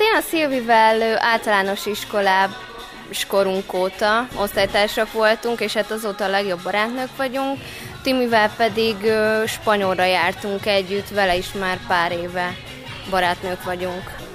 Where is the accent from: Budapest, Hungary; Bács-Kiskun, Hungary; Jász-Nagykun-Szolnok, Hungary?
Budapest, Hungary; Budapestiek vagyunk mindannyian